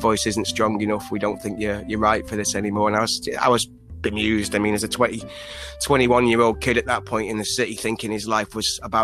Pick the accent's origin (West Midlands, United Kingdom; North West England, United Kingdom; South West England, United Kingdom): North West England, United Kingdom; Northwich; moved away; Cheshire originally, but a place called Northwich